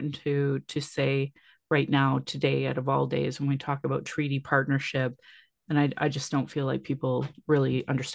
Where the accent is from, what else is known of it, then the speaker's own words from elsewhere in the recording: Calgary, Alberta, Canada; I was born here in Calgary